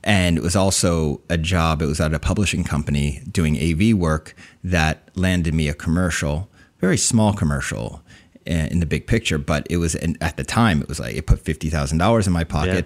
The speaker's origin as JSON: {"language": "English", "region": "New Jersey", "country": "United States", "tie": "born or raised there", "also_born_or_lived": "Summit, New Jersey", "said": "I was born in Summit, New Jersey, raised in Central Jersey"}